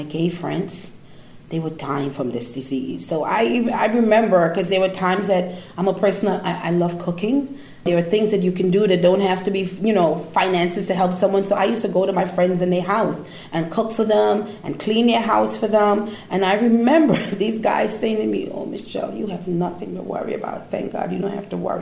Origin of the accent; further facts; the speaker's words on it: Trinidad & Tobago; now in United States; I'm from Trinidad, in the Caribbean.